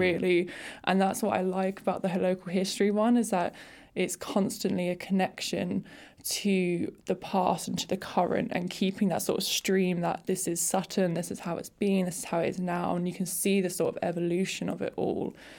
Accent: Surrey Hills, South East England, United Kingdom; I'm from the Surrey Hills

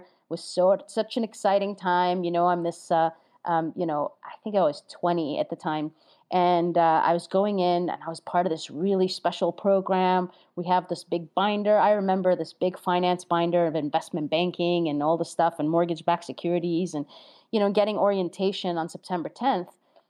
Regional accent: New York, United States; I'm a New Yorker, and getting a New Yorker stuck in Jersey is the last thing you want to do.

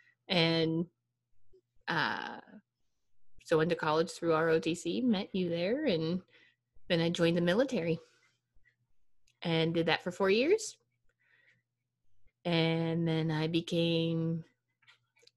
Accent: small town 50 miles east of Pittsburgh, Pennsylvania, United States; moved away as an adult; also born or lived in Ohio; born in Pennsylvania and grew up in town 50 miles east of Pittsburgh, little town called Lanier.

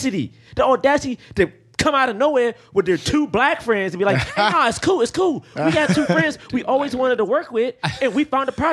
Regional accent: the South, United States; And I'm from the South, so I know I wouldn't be here with y'all.

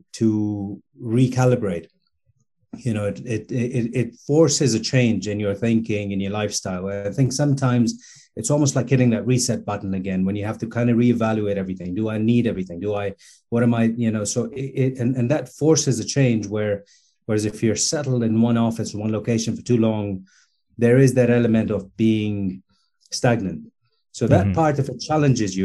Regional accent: Dubai, United Arab Emirates; moved away as an adult; also born or lived in Canada / Portugal / Toronto; I am from Dubai, born and raised in Dubai.

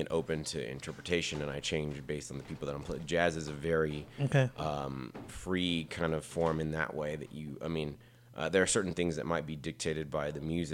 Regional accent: El Paso, Texas, United States; I'm from El Paso, Texas, originally. And I've lived here pretty much lived here my whole life

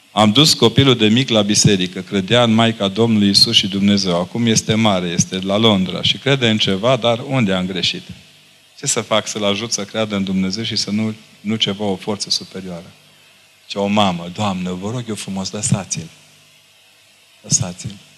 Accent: Romania

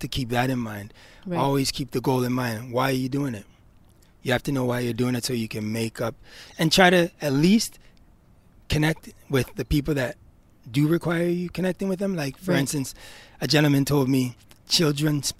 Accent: Ontario, Canada; I grew up in Ontario housing

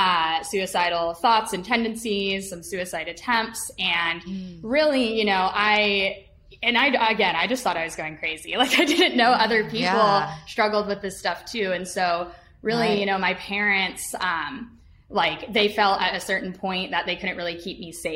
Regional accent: Utah, United States; moved away; I grew up mainly in Utah

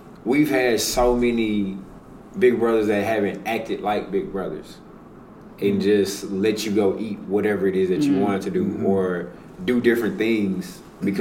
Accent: Houston, Texas, United States; I grew up in Fifth Ward.

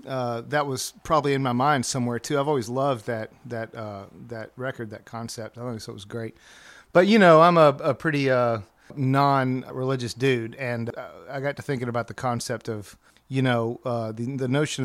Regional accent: Birmingham, Alabama, United States; moved away as an adult; I grew up in Birmingham, in Birmingham the whole time.

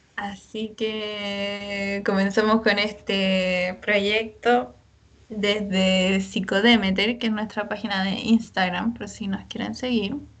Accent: San Felipe, Valparaíso, Chile; nosotros somos de la quinta región, yo de San Felipe

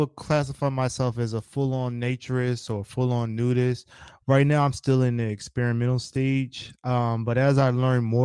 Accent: Philadelphia, Pennsylvania, United States; I'm from Philly

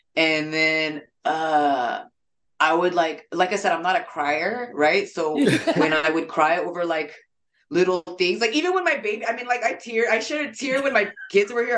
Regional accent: San Jose, California, United States; also born or lived in Japan; So I was just raised in San Jose. I wasn't born in San Jose.

